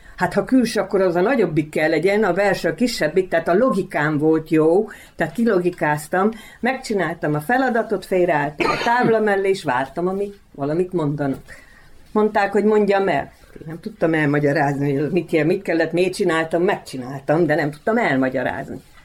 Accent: Transylvania, Romania; moved away as an adult; also born or lived in Békéscsaba, Hungary / Vojvodina, Serbia; now in Pačir, Serbia; erdélyi születésű vagyok, minden rokonom, mindenki erdélyi székely

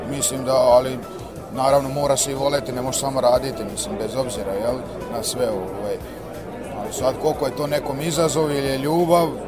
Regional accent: Serbia

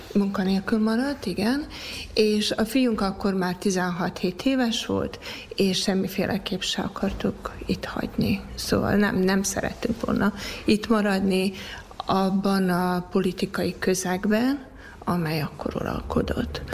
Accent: Sombor, Vojvodina, Serbia; moved away as an adult; also born or lived in Canada; a szülőföld az csak egy lehet, és az pedig zombor

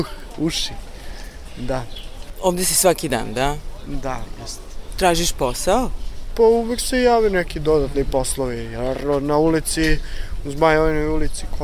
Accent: Zaječar, Central Serbia, Serbia; born or raised there; now in Novi Sad, Serbia

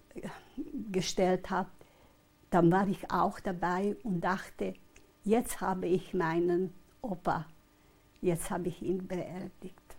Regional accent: Hetin, Vojvodina, Serbia; also born or lived in Kikinda; Wir waren zuerst in Hettin, in unserem Haus, wo ich geboren bin

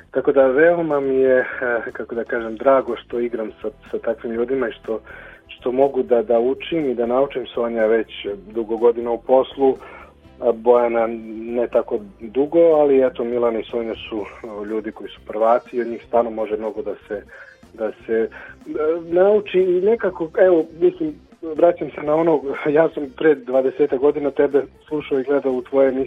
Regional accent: Mladenovac, Belgrade, Serbia; moved away as an adult; now in Bijeljina, Bosnia and Herzegovina; rođen u Mladenovcu u Šumadiji, tamo završio osnovnu srednju školu

